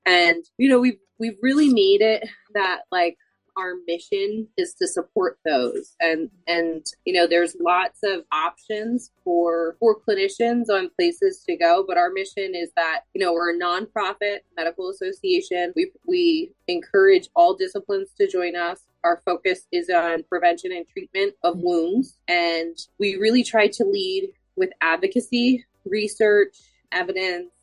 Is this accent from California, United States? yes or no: no; Boyertown, Pennsylvania, United States; I'm originally from Boyertown, Pennsylvania